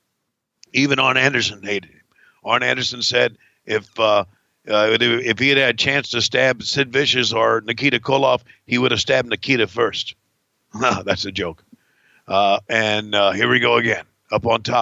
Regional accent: Canada; I'm really a Canadian

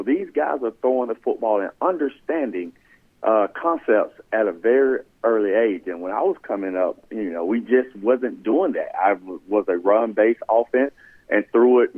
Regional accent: Washington County, Georgia, United States; I have a best friend that I grew up with in Washington County

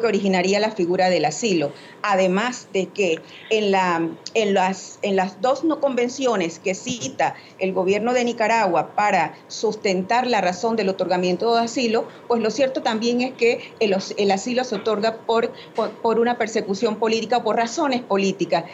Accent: Panama; como panameños y panameñas

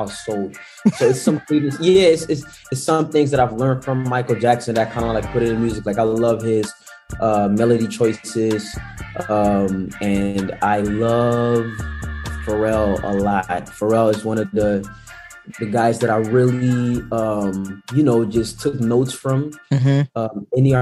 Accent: Netherlands; I'm a kid from the Netherlands that's infatuated with ATL

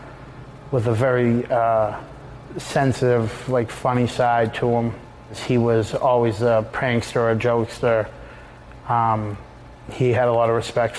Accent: Boston, Massachusetts, United States; also born or lived in Cape Cod; I'm from the Boston area

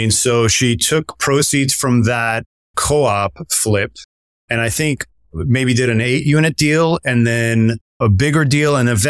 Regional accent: New York City, New York, United States; moved away as an adult; I left from the urban jungle of Brooklyn, where the playgrounds were kind of like ghetto

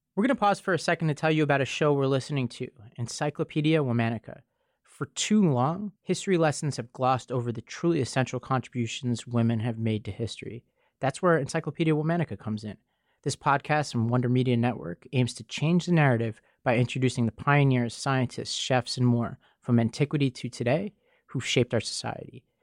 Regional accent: New York City, New York, United States; in my hometown of New York City

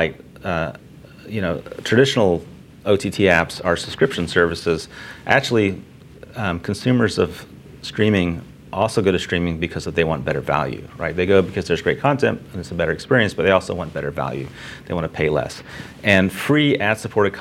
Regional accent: Houston, Texas, United States; I went to Texas A&M and I grew up in Houston

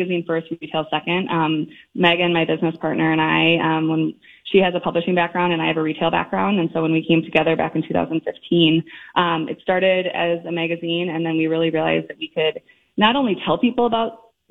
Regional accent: Twin Cities area, Minnesota, United States; I grew up in the Twin Cities area

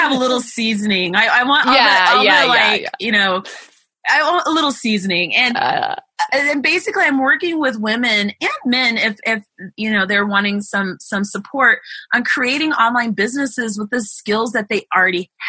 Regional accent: Colorado, United States; moved away; I come from the state of Colorado

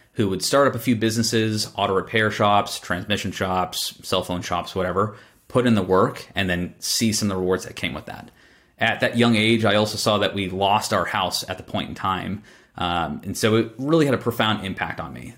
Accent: Boston, Massachusetts, United States; when I was born in Boston

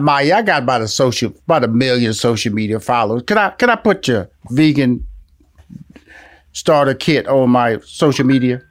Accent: Houston, Texas, United States; I was born in Fifth Ward

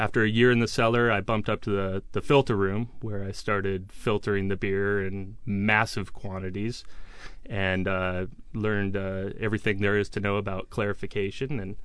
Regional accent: Woodinville, Washington, United States; also born or lived in Oregon; So I was born and raised in Woodinville, Washington, kind of the border between Bothell and Woodinville

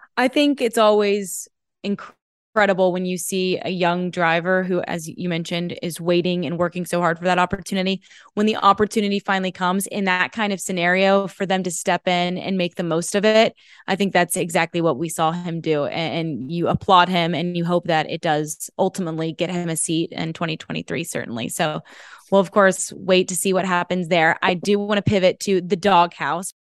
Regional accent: United States; as an American

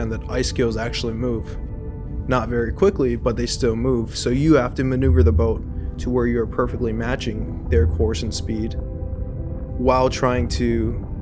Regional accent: Hilo, Hawaii, United States; I'm from Hilo, Hawaii

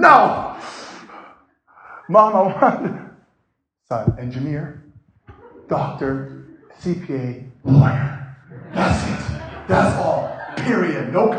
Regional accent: South Korea; first language English; I was born and raised in Korea in a military base, which means I'm just confused. I spoke English all my life. All my life I spoke English in Korea because it's a U.S. Army base.

